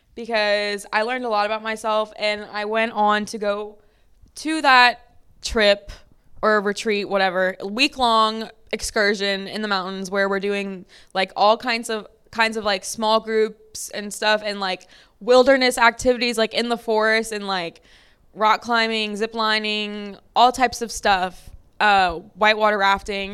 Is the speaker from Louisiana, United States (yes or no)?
yes; Lafayette, Louisiana, United States; I'm from Lafayette, Louisiana, which is below sea level